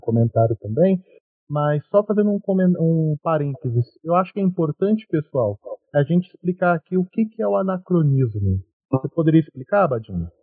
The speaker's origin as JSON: {"language": "Portuguese", "town": "Cravinhos", "region": "São Paulo", "country": "Brazil", "said": "eu sou da cidade de Cravinhos, pertinho de Ribeirão Preto"}